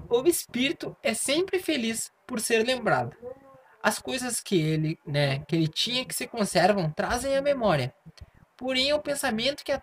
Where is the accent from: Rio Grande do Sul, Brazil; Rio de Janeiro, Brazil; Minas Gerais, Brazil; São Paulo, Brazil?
Rio Grande do Sul, Brazil; eu tinha assim, não, sou do Rio Grande do Sul, né?